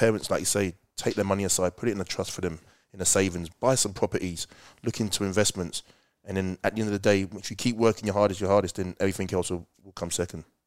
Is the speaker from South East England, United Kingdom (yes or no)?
yes; Slough, South East England, United Kingdom; moved away as an adult; now in Australia; I was born and bred in Slough